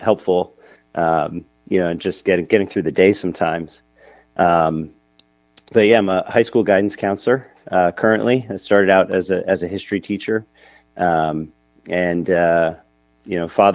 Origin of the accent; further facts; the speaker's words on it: New Jersey, United States; I was born and raised in New Jersey. I've been living, in the same general area, my entire life. And I'm about 20 minutes outside of New York City